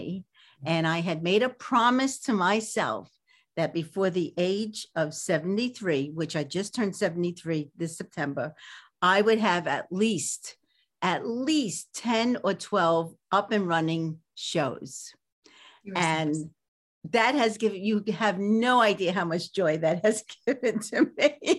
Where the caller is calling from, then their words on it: California, United States; From sunny, well, today it's not so sunny, California.